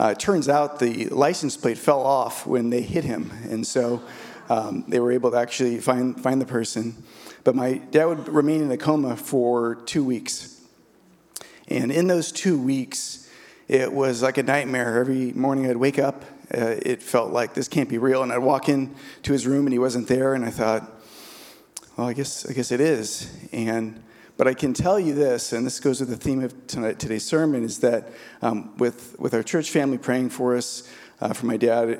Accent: San Diego, California, United States; I grew up in San Diego.

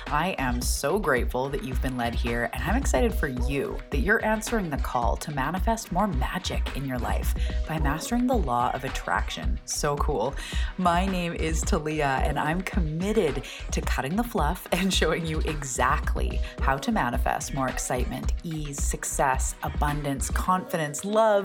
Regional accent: Canada; I'm a Canadian

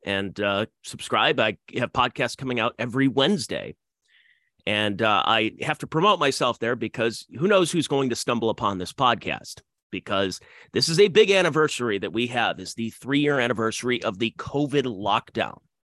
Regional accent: Ohio, United States; Yes, my home state.

